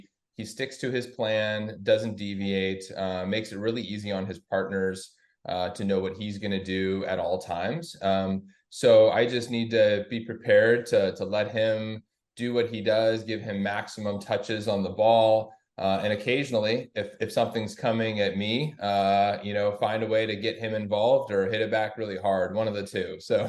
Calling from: Oregon, United States; I am in my home, Westland. Just outside of Portland.

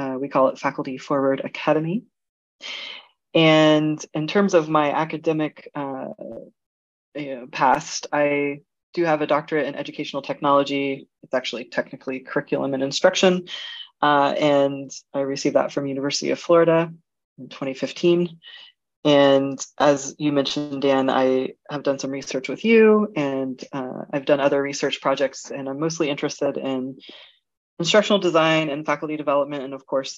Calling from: Germany; I'm actually joining you from Germany.

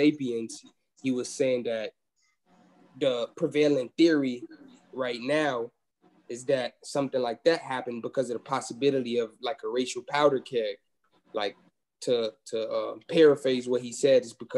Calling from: Atlanta, Georgia, United States; I'm calling from Atlanta, Georgia

